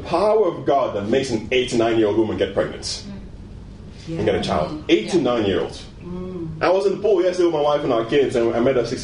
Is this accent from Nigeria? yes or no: yes; Nigeria; moved away; I was born in Nigeria